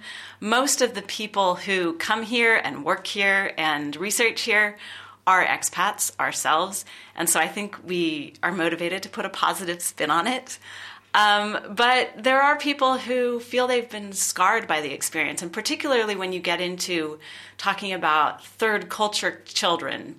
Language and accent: English; California, United States; moved away as an adult; I'm originally from California. I have lived in various other countries as well.